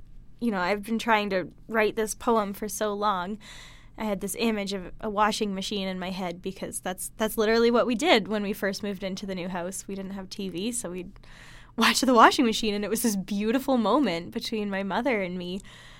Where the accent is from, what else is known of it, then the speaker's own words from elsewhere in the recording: Hinton, Alberta, Canada; It's funny because every time I mention I'm from Hinton, someone usually says either, oh, yeah, I know Hinton, you have a Dairy Queen, or I know Hinton, you have a KFC